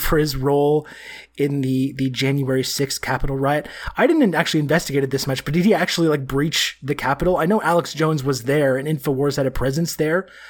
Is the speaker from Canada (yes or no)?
yes; Canada; being Canadian